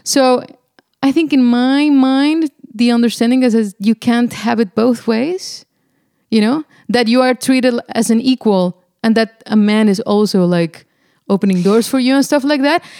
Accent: Mexico; moved away; I come from Mexico

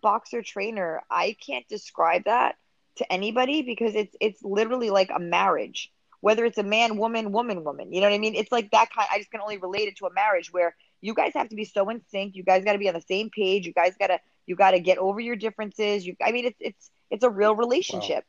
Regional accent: New York City, New York, United States; also born or lived in Mexico; I grew up in the Bronx, being half Mexican, half Irish. I grew up half in Mexico, half here.

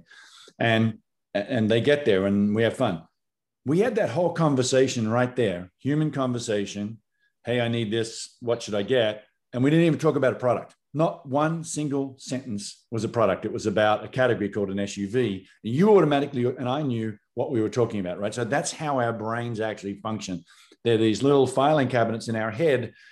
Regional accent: Australia; moved away as an adult; now in United States; Born in Australia

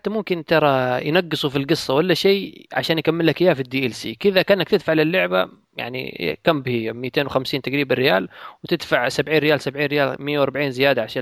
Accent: Hadhramaut, Yemen; لا شوف انا حضرمي يعني ترى هذه الامور

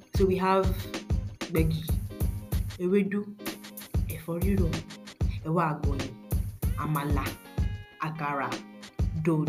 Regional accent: Ogbomosho, Oyo, Nigeria; I am from Ogbomosho

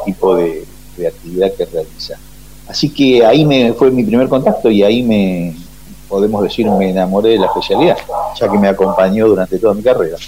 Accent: Ciudad Evita, Buenos Aires Province, Argentina; Ahí hay un barrio aeronáutico y ahí hicimos nuestra infancia, nuestra escuela primaria, y nuestra secundaria

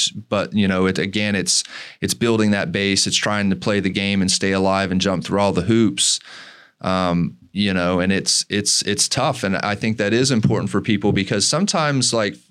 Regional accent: Tennessee, United States; I grew up in Tennessee

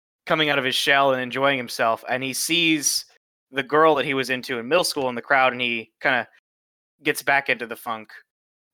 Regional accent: Chicago, Illinois, United States; I'm from Chicago.

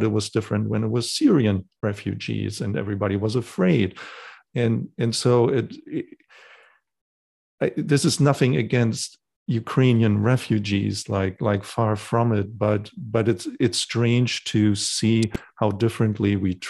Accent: Germany; I grew up in Germany in the 80s.

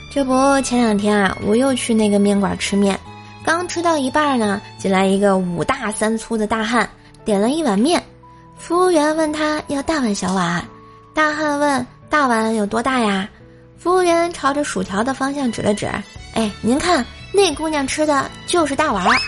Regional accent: Tianjin, China; 大家都知道啊，说是天津人嘛

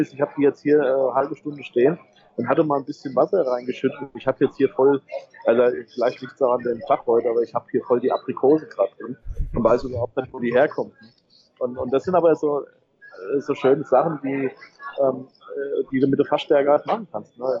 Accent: Hesse, Germany; ich komme ja, komm ja aus Hessen, wir haben Appelwein

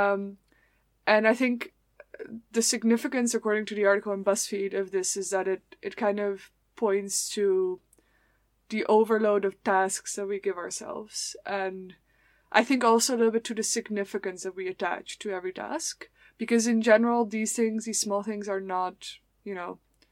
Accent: Netherlands; moved away; I'm from the Netherlands

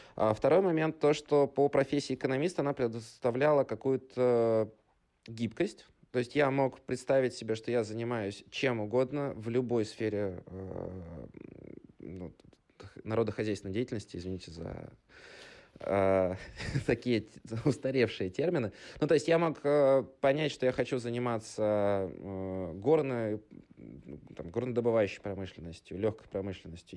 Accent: Bryansk, Bryansk Oblast, Russia; moved away as an adult; also born or lived in Moscow / Saint Petersburg; ресторанным бизнесом в регионе, в городе Брянске, откуда я родом

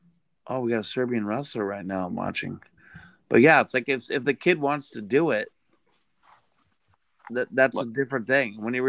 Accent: Hawaii, United States; moved away; I am actually from Hawaii.

